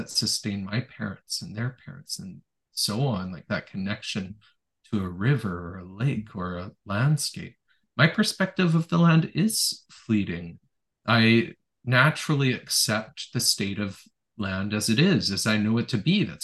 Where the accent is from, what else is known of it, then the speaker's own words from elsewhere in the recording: Ontario, Canada; born there; also born or lived in Elliott Lake / North Delta / Victoria / Strathcona Park; I was born in Northern Ontario. I lived in Elliott Lake, North Delta, Victoria, Strathcona Park, about a dozen places, perhaps on average, like three years each place I lived.